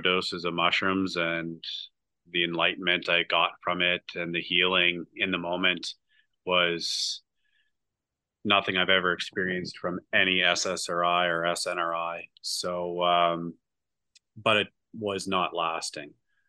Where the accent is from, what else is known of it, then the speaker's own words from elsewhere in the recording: Nova Scotia, Canada; From Nova Scotia, Canada.